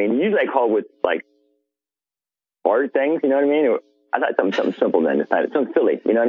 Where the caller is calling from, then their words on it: Broken Arrow, Oklahoma, United States; I'm calling from Broken Arrow, Oklahoma.